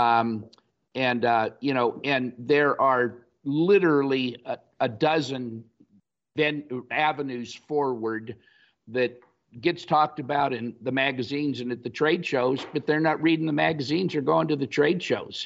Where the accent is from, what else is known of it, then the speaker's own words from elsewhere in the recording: Los Angeles, California, United States; moved away as an adult; also born or lived in Fargo, North Dakota / Saint Louis; both of us having been born and raised in Los Angeles